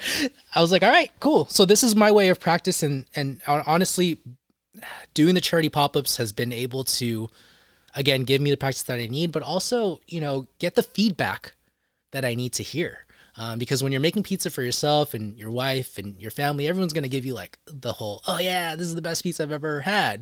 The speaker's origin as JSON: {"language": "English", "area": "Bay Area", "region": "California", "country": "United States", "tie": "born or raised there", "said": "my hometown of the Bay Area"}